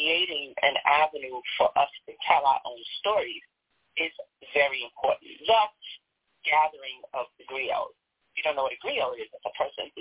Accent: New York, United States; accent: New York; now in Chicago, United States; I'm from New York. You can hear the accent, right

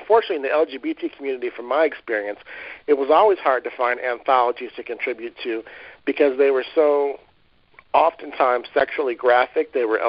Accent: Detroit, Michigan, United States; also born or lived in North Carolina; I lived in North Carolina, and in all the places that I've gone to, I always love being able to say I'm from Detroit.

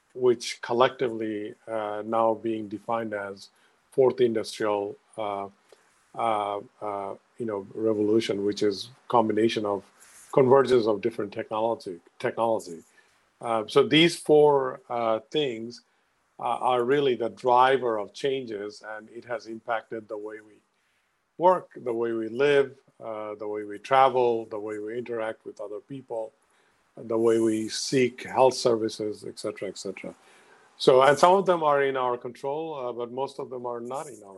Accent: Bangladesh; now in Stamford, United States; I'm originally from Bangladesh

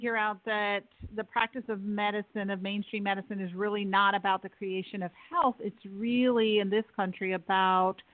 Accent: New York City, New York, United States; I grew up in Manhattan, not far from you

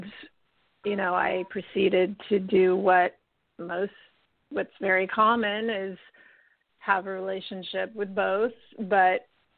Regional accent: United States; also born or lived in Italy; now in California, United States; I'm American

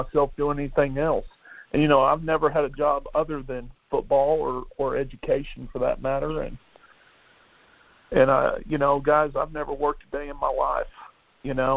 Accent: Del City, Oklahoma, United States; also born or lived in Midwest City, Oklahoma; I grew up in Del City, Oklahoma

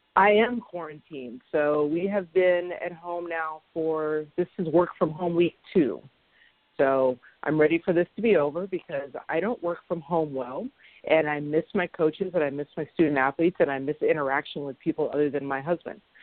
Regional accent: Sacramento, California, United States; I grew up in Sacramento

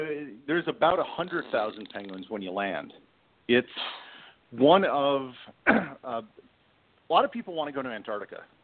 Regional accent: Midwest, United States; I grew up in the Midwest

